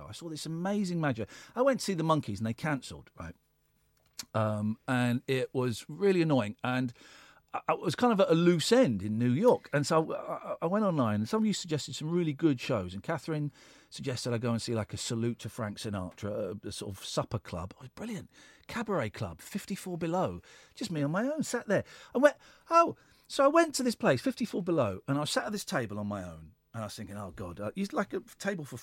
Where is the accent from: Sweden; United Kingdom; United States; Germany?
United Kingdom; London; I'm from London